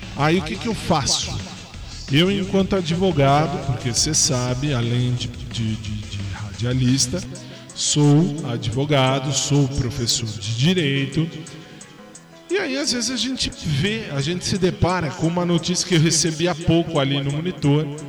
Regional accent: São Paulo, Brazil; sou de São Paulo, sou da, aliás, sou da cidade de São Paulo, estado de São Paulo

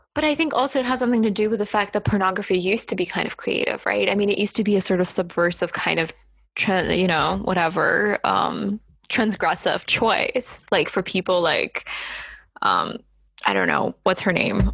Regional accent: Estonia; I'm from the Baltics. I'm from Estonia

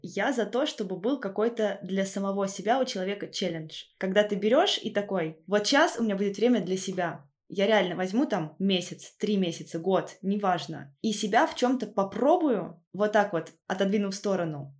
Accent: Volzhsky, Volgograd Oblast, Russia; moved away as an adult; now in Magdeburg, Germany; я оттуда же

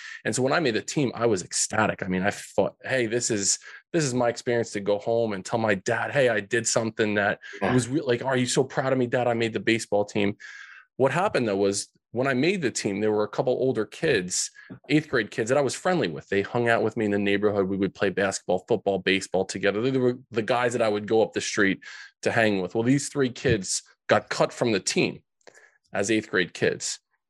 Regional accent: New Jersey, United States; So these kids, Frankie, Louie, and Vinny, growing up in Central Jersey.

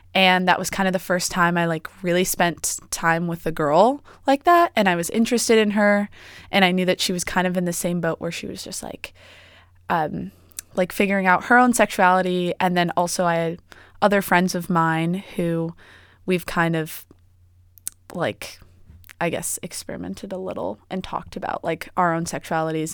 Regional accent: East Coast, United States; moved away as an adult; now in Oregon, United States; I'm from the East Coast.

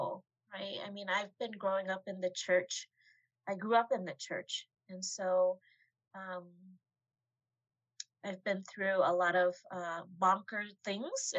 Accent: United States; Asian American person who was born and raised here

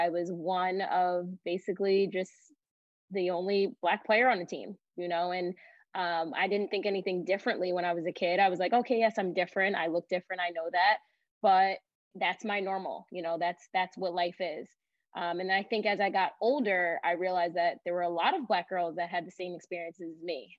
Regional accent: Long Island, New York, United States; also born or lived in Queens; growing up on Long Island, I'm from Raffles Center

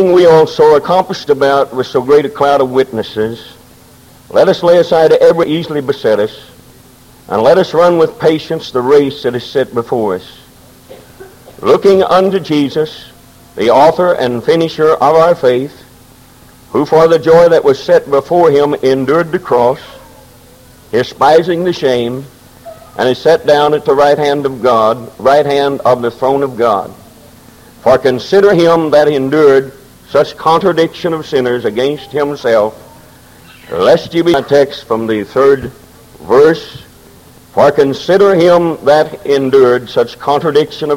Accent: Momence, Illinois, United States; I was born in Maunee, Illinois

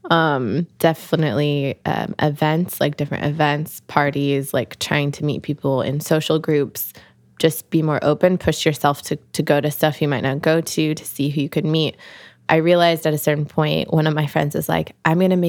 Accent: Pacific Northwest, United States; like I grew up in the Northwest, like people are very like natural looking out there.

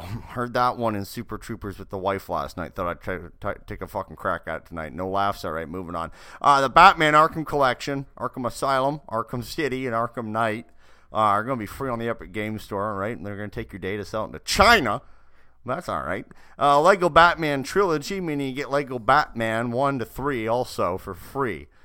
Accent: Canada; moved away; the incredible motherland that is Canada.

